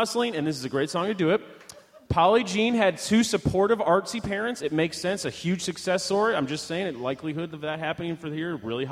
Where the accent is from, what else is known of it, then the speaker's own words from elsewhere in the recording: Midwest, United States; I'm a boy, and I'm from the Midwest